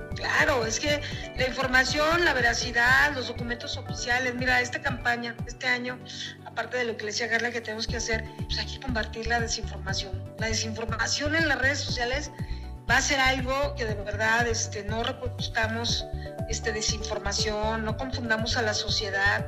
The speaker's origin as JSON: {"language": "Spanish", "region": "Zacatecas", "country": "Mexico", "moved": "yes", "lives_now": "Mexico City, Mexico", "said": "yo soy una zacatecana que trabaja aquí en México de esta federación."}